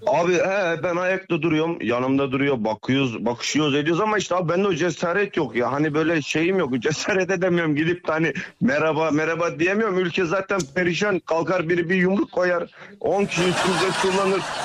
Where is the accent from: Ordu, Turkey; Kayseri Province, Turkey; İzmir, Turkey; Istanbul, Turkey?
Kayseri Province, Turkey; Kayseri; ben Kayseriliyim